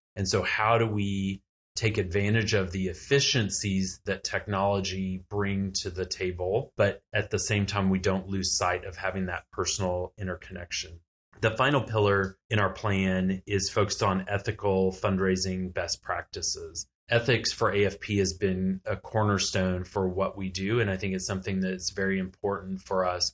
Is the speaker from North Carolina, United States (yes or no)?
no; Texas, United States; I'm from Texas